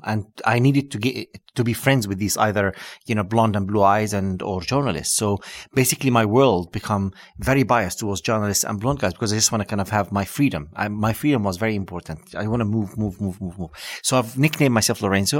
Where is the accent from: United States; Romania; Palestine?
Palestine; West Bank; English is a second language; moved away as an adult; now in London, United Kingdom; coming from this, uh, refugee camp, uh, background